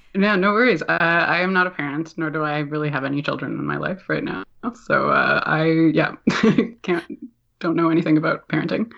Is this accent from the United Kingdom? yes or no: no; Toronto, Ontario, Canada; moved away as an adult; now in Halifax, Canada; I'm from Toronto